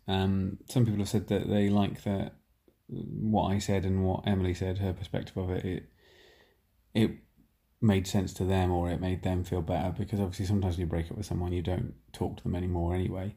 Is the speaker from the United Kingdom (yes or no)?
yes; Nottingham, East Midlands, United Kingdom; moved away; I'm from Nottingham, I haven't been back here for two years